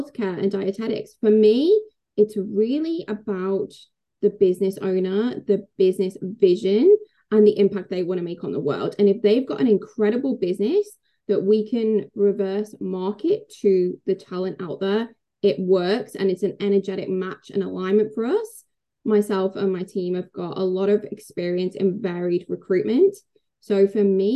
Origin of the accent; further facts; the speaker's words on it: England, United Kingdom; I'm English